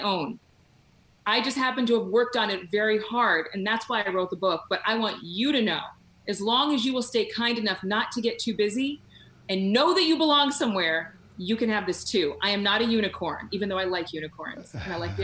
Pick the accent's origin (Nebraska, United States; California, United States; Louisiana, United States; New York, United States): California, United States; Sacramento; moved away; also born or lived in Texas; I was raised in Sacramento, or outside of Sacramento